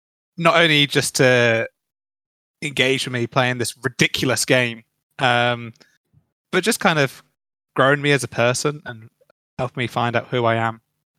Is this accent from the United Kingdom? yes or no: yes; United Kingdom; As a British person, we're not usually thankful.